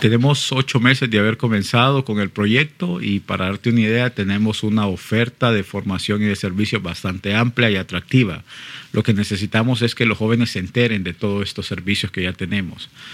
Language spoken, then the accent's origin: Spanish; Honduras; Yo lo hablo en, en nombre propio, como hondureño